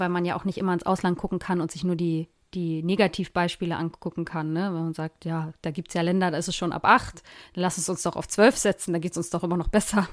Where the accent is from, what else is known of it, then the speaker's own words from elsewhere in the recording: Germany; hier bei uns in Deutschland